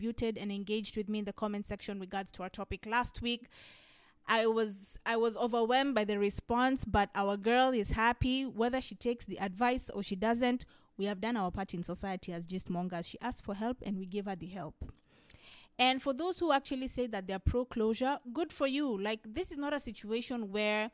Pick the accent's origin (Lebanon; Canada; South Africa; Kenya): Kenya; a Kenyan sister